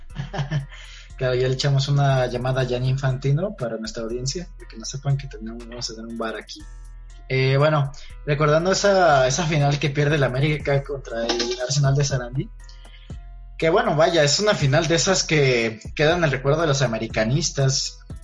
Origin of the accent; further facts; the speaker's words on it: Mexico; yo como mexicano acá